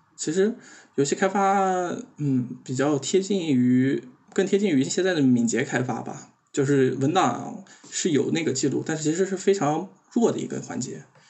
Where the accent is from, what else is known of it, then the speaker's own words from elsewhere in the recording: Xinjiang, China; 我是个新疆人